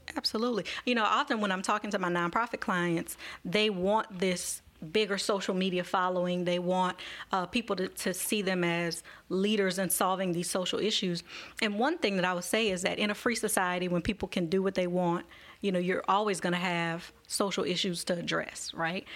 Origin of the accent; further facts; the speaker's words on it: Marrero, Louisiana, United States; a black woman who grew up in Marrero